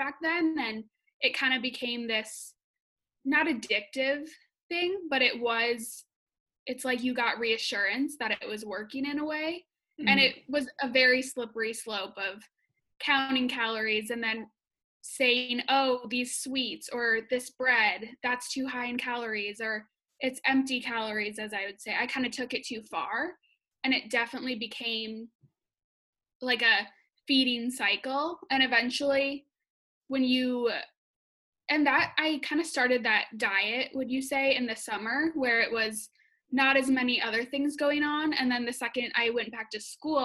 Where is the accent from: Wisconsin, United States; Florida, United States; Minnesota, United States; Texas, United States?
Wisconsin, United States; moved away as an adult; also born or lived in Madison, Wisconsin; now in Chicago, United States; I'm from Wisconsin and I usually live in Chicago when quarantining